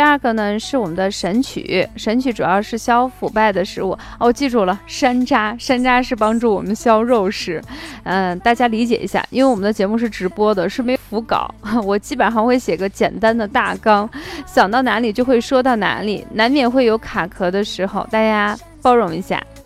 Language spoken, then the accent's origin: Chinese; Shaanxi, China; accent: Shaanxi dialect; 用我们陕西方言说